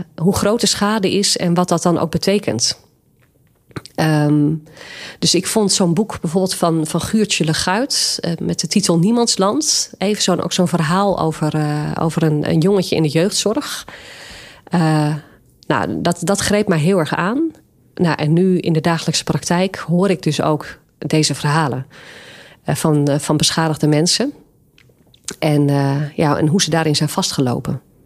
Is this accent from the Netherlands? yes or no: yes; Nieuw-Vennep, North Holland, Netherlands; mijn kinderjaren heb ik doorgebracht in Nieuw-Vennep